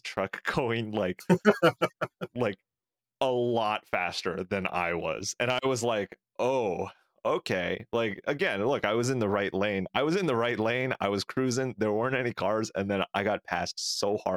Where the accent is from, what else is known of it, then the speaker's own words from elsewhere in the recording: California, United States; growing up in California